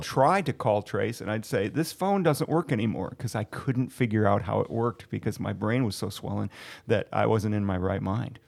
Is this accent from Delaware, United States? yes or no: no; Ohio, United States; moved away; I'm originally from Ohio